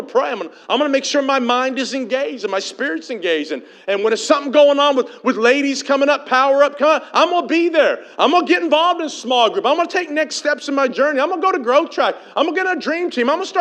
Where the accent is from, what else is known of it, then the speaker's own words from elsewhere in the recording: United States; here in America as an American citizen